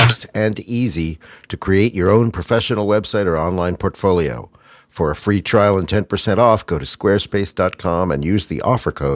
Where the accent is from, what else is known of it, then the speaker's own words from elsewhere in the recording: Pittsburgh, Pennsylvania, United States; I'm from Pittsburgh